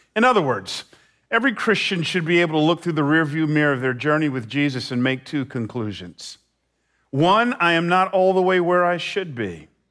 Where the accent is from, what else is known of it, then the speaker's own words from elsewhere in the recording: Atlanta, Georgia, United States; moved away as an adult; now in San Jose, United States; I, I grew up in Atlanta